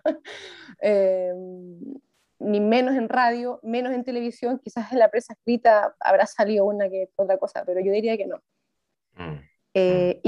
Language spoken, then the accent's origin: Spanish; Viña del Mar, Valparaíso, Chile; moved away as an adult; now in Santiago, Chile; soy de Viña del mar originalmente, pero ahora mm. estoy en Santiago